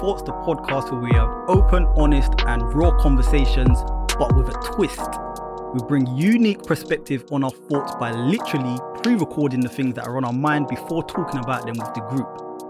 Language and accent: English; St. Lucia; I'm a proud St. Lucian.